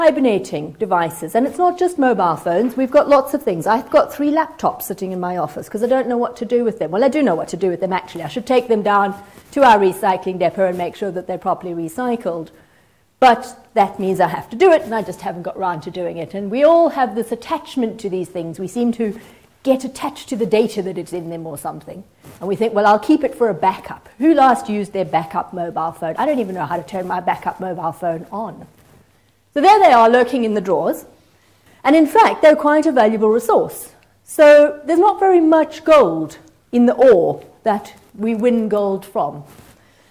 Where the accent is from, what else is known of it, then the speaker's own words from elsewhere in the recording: South Africa; now in United Kingdom; I'm South African